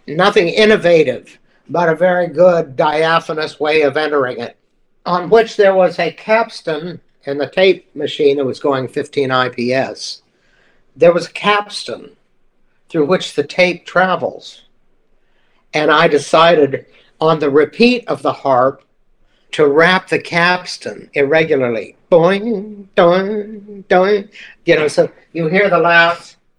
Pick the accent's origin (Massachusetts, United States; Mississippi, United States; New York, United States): Mississippi, United States; moved away; I'm from Mississippi